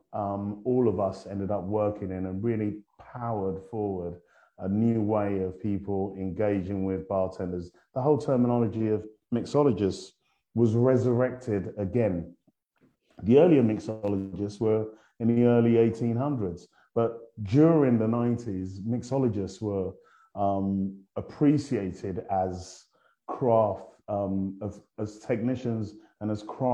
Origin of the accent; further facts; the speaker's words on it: London, United Kingdom; moved away; my accent. I'm not from around these parts. I started off in sunny London